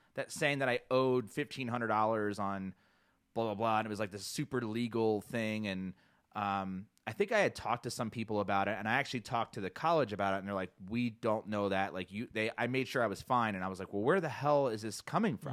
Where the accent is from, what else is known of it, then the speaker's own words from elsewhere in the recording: New Jersey, United States; now in Boulder, United States; growing up in South Jersey